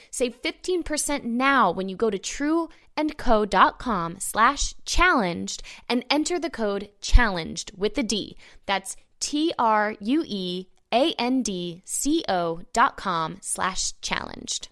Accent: Orlando, Florida, United States; I grew up in Orlando

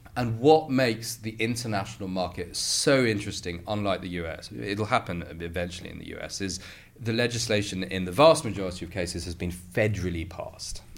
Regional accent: United Kingdom; as a Brit

